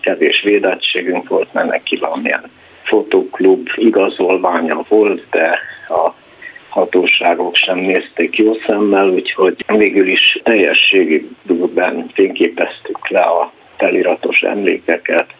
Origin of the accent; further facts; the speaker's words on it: Cluj-Napoca, Cluj County, Romania; moved away as an adult; also born or lived in United States; now in Budapest, Hungary; a helytörténeti munkáim a kolozsvári Ságomból nőttek ki, tehát nagyon elkötelezettje vagyok a szülővárosomnak